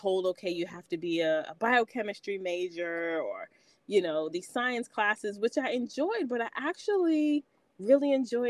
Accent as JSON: {"language": "English", "town": "New York City", "region": "New York", "country": "United States", "tie": "born or raised there", "also_born_or_lived": "Nashville, Tennessee / Cincinnati, Ohio", "moved": "as an adult", "said": "I'm originally from New York. I'm from Queens, born and raised."}